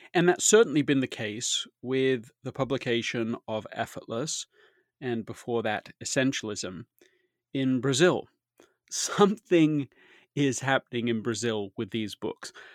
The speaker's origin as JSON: {"language": "English", "town": "Leeds", "region": "Yorkshire and the Humber", "country": "United Kingdom", "tie": "born or raised there", "said": "I grew up in Leeds, England"}